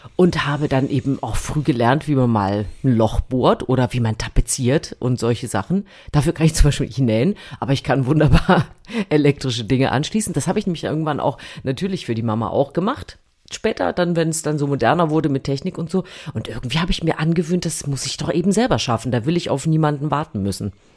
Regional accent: East Germany, Germany; ich habe natürlich, wie du weißt, an der Bummi-Spartakiade damals teilgenommen

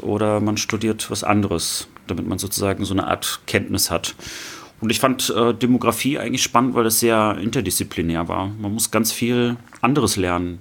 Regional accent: Rostock, Mecklenburg-Vorpommern, Germany; moved away as an adult; now in Cologne, Germany; Ich bin aus Rostock, ich bin also ein Fischkopf und äh, auch MacPommer, äh, wohne aber jetzt in Köln schon seit vielen, vielen Jahren.

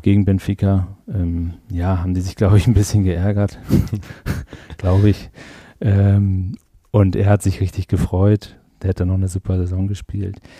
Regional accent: Germany; uns als Deutsche

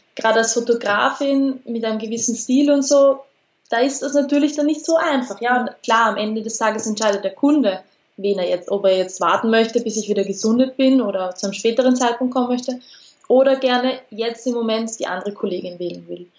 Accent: Austria; bei uns in Österreich

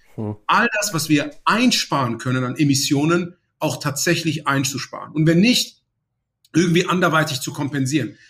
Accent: Aachen, North Rhine-Westphalia, Germany; moved away as an adult; also born or lived in Munich; now in Cologne, Germany; Ich bin jetzt ursprünglich in Aachen aufgewachsen

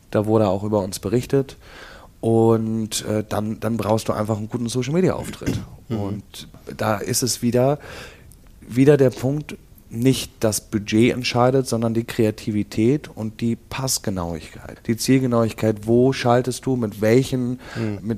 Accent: Hamburg, Germany; Denn ich komme selber hier aus Eppendorf oder wohne jetzt eine lange Zeit schon hier. Ich kenne die Gegend

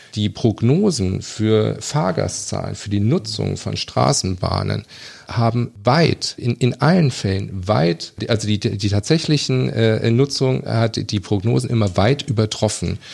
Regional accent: Kassel, Hesse, Germany; ich bin geboren in Kassel, aufgewachsen in einem Vorort, Felmer, und habe, bin auch später in Kassel zur Schule gegangen.

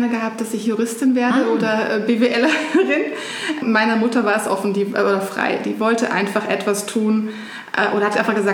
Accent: Germany; grundsätzlich bin ich in einer Kleinstadt in Deutschland aufgewachsen, äh, wie man wahrscheinlich auch hören kann.

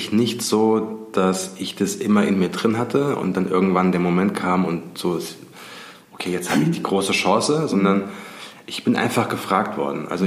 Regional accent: Giessen, Hesse, Germany; Und ich komme ja aus Gießen

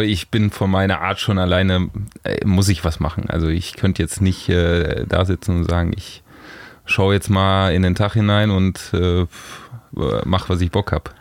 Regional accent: Lower Franconia, near Frankfurt, Bavaria, Germany; moved away as an adult; also born or lived in Hamburg; Also ich bin in der Nähe von Frankfurt groß geworden, ähm, ja. noch Bayern aber, äh, Unterfranken.

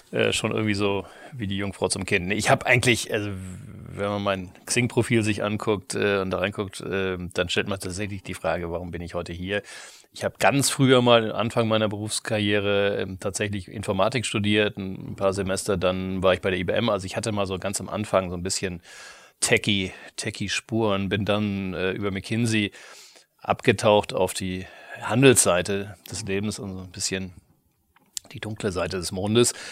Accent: Kiel, Schleswig-Holstein, Germany; also born or lived in Tübingen; Ich bin in Kiel groß geworden, ja.

